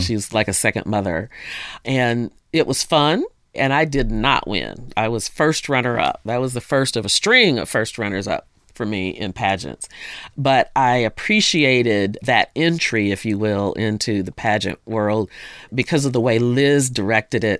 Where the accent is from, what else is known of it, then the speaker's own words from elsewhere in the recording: Jonesboro, Arkansas, United States; also born or lived in Honolulu, Hawaii; Ended up in Jonesboro, Arkansas, which I grew up mainly there